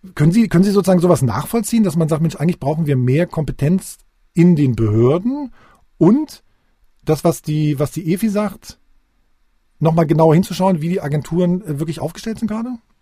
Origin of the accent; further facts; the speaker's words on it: Magdeburg, Saxony-Anhalt, Germany; als Magdeburger